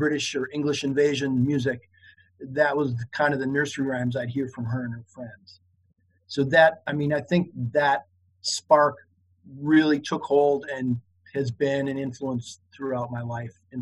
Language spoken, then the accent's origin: English; Menasha, Wisconsin, United States; also born or lived in Lakewood, Wisconsin; I grew up in a place called Menasha, Wisconsin, which is up in the Fox Valley